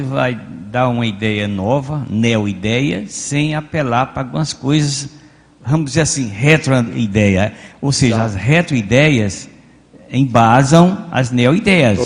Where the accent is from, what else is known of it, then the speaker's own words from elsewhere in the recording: the interior of the Northeast, Northeast Brazil, Brazil; moved away; palavras que eu ouvi quando era criança, lá no meu interior. Eu digo, mas para meu interior, lá no Nordeste